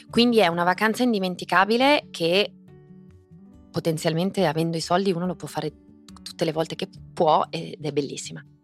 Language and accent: Italian; Friuli-Venezia Giulia, Italy; moved away; Friuli Venezia Giulia, che è la mia terra, L'amo da morire, ogni tot ho bisogno di andare a respirare e trarre dalle radici l'energia proprio della mia terra, quindi il Friuli rimane assolutamente il mio posto più amorevole.